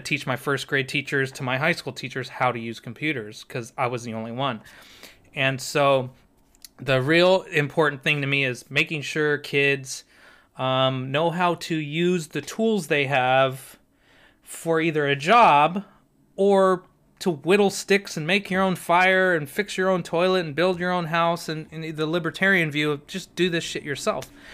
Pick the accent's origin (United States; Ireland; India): United States; San Diego, California; I'm thirty-five, grew up in San Diego on the beach